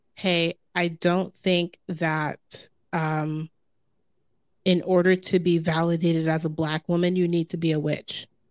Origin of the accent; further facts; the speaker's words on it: Jersey City, New Jersey, United States; growing up in Jersey City and New York City being my backyard